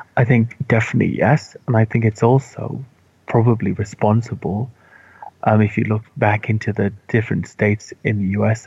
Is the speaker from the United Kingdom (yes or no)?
yes; Wales, United Kingdom; I grew up in Wales where they have Welsh